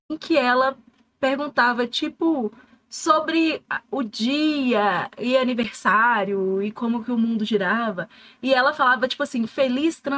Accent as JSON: {"language": "Portuguese", "region": "Minas Gerais", "country": "Brazil", "said": "nós somos de Minas Gerais"}